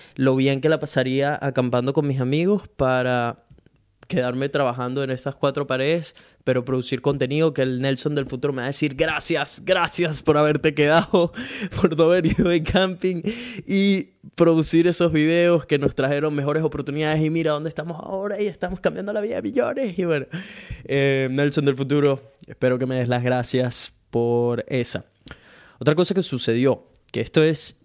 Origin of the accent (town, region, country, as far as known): Venezuela; now in Brisbane, Australia